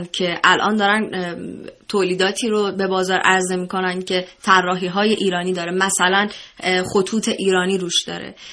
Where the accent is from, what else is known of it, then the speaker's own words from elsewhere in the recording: Iran; ما ایرانی هستیم و طبیعتا سلیقه ما ایرانی پسنده